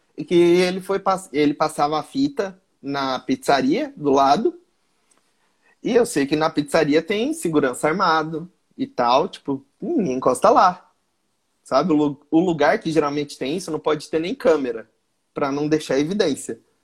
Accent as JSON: {"language": "Portuguese", "region": "Mato Grosso", "country": "Brazil", "said": "Eu sou do Mato Grosso sou comediante."}